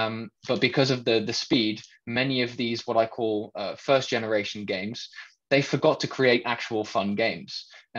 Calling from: Netherlands; I'm joining in from the Netherlands

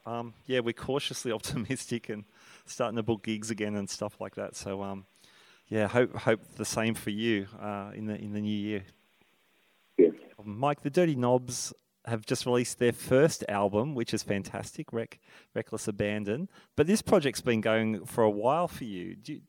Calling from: Sydney, New South Wales, Australia; Calling from Sydney, Australia.

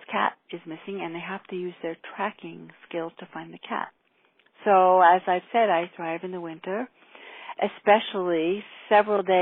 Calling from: Waterbury, Vermont, United States; I'm calling from Waterbury on, let's see, Monday, a little after 1 o'clock.

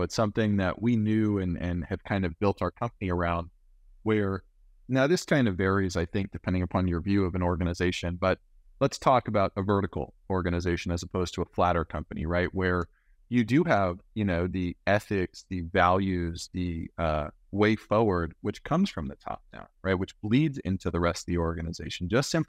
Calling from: Glendale, California, United States; I'm calling in from Glendale, you know, 2 or 3 miles from Burbank, Disney headquarters, right?

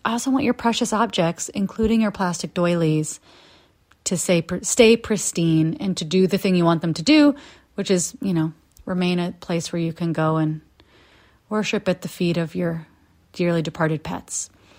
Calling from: Tujunga, California, United States; I'm here from Tahunga, California, where, as you know, I found mo

